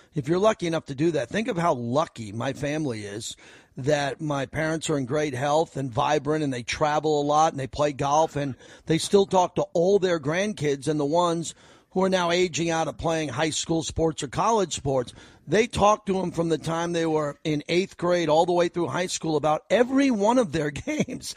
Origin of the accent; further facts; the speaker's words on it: New York, United States; now in Las Vegas, United States; I grew up in New York